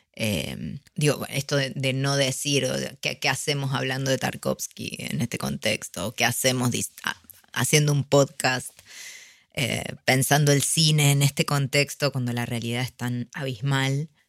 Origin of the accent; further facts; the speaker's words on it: Argentina; nos caracteriza a los argentinos